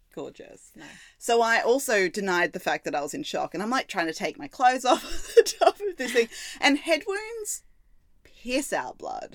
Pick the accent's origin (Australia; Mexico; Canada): Australia; now in Melbourne, Australia; we are Aussie